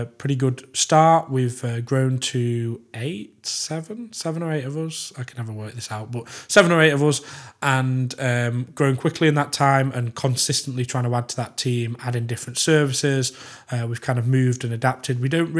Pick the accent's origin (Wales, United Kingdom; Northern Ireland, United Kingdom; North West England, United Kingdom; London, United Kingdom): North West England, United Kingdom; Manchester; born there; So I was born in Manchester Royal Infirmary, I think, March 14, 1991.